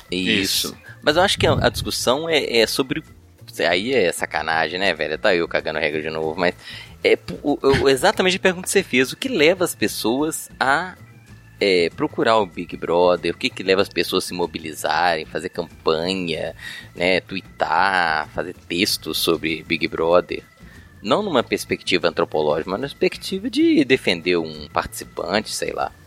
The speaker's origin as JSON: {"language": "Portuguese", "region": "Minas Gerais", "country": "Brazil", "said": "aqui eu sou mineiro, né, aqui em Minas Gerais"}